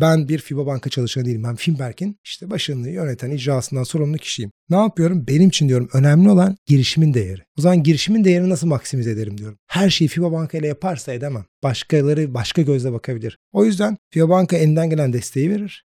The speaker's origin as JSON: {"language": "Turkish", "region": "İzmir", "country": "Turkey", "moved": "as an adult", "lives_now": "Istanbul, Turkey", "said": "İzmirliyim. İş hayatına İzmir'de atıldım. Ondan sonra İstanbul'a gelip"}